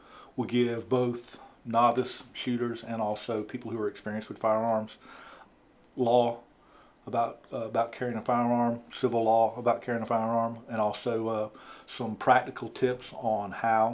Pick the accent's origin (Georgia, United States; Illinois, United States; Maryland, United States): Georgia, United States; Augusta; moved away as an adult; now in Milledgeville, United States; I grew up in Augusta